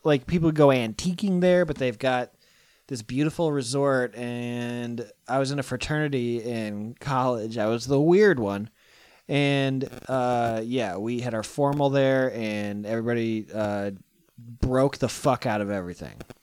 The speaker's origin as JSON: {"language": "English", "region": "Iowa", "country": "United States", "moved": "yes", "lives_now": "California, United States", "said": "I'm from Iowa"}